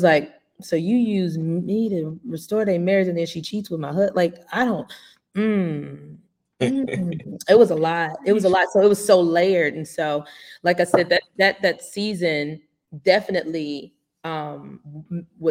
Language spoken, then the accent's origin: English; St. Louis, Missouri, United States; moved away as an adult; also born or lived in Los Angeles / Chicago; now in Atlanta, United States; I was in St. Louis, Missouri. That was where I was raised, born and raised